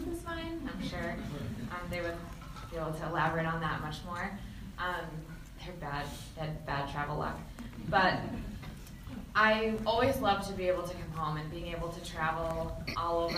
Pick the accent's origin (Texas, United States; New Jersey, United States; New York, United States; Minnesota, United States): New York, United States; Herkimer County area; she's from my hometown